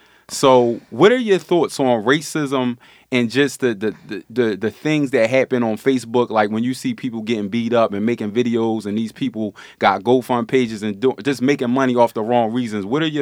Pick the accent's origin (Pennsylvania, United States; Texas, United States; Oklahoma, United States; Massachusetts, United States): Pennsylvania, United States; Philadelphia; Yeah, I'm from South Philly.